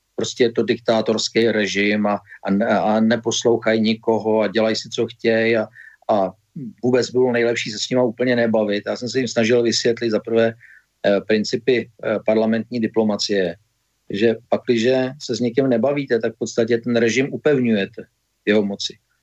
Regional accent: Czechia

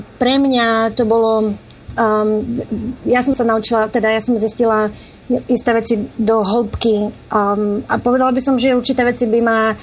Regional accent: Slovakia; also born or lived in East Coast, United States; now in United States

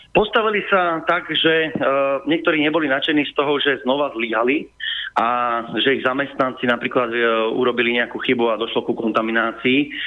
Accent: Spiš, Slovakia; ja pochádzam zo Spiša

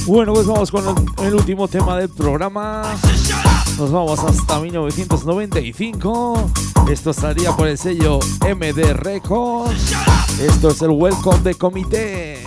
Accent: Huesca and Zaragoza, Aragon, Spain; esa gente de mi tierra, de Huesca y de Zaragoza

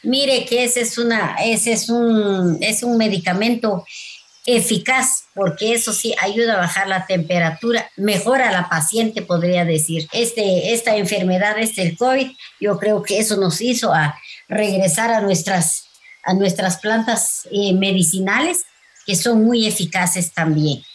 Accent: Totonicapán, Guatemala; first language K'iche'; Spanish is a second language; soy de Totonicapán, soy del, soy del idioma maya quiché.

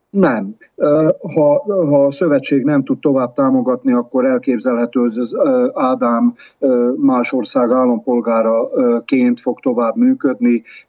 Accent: Hungary; now in Tomsk, Russia; magyarként nyugodtan

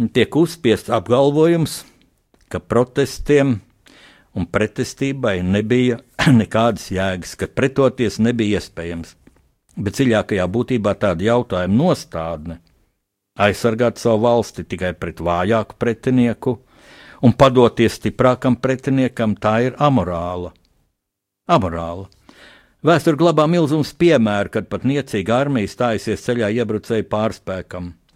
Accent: Latvia

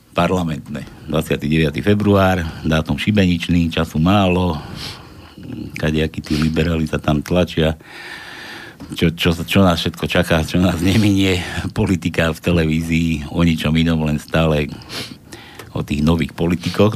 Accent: Trenčín, Trenčín Region, Slovakia; ja som z Trenčina

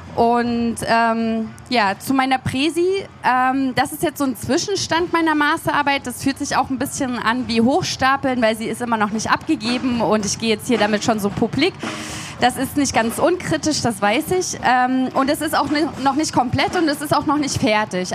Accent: Leipzig, Saxony, Germany; ich komme aus Leipzig

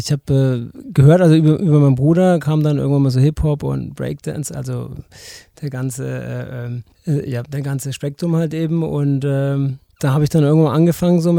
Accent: Herzogenaurach, Bavaria, Germany; also born or lived in Erlangen; now in Nuremberg, Germany; Nee, und äh, ja, ähm, Erlangen geboren, ähm, Herzogenaurach aufgewachsen und ähm, ja, dann nach Nürnberg ähm, gezogen irgendwann mal, ja.

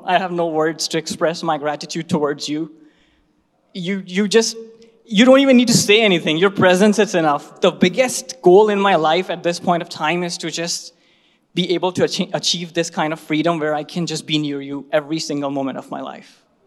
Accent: Bhopal, Madhya Pradesh, India; my hometown Bhopal

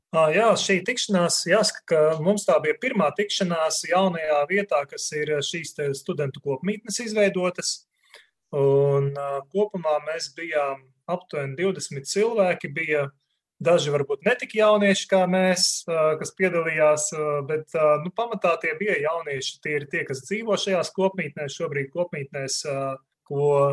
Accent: Ilūkste, Augšdaugava Municipality, Latvia; now in Riga, Latvia; Es pats nāku no Ilūkstes, un arī Ilūkste bija pirmā vieta, kur jāsaka, es arī pirmo reizi aizgāju uz baznīcu, vēl būdams puika

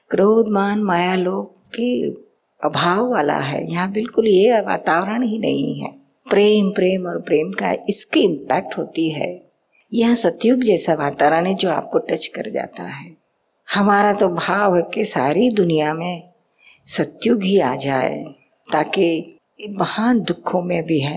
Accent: Bihar, India; कहाँ से आया मैं बिहार से हूँ बिहार से

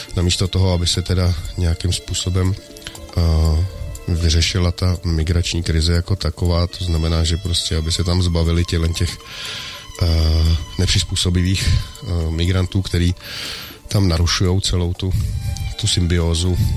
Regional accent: Bohemia, Czechia; u nás v Čechách

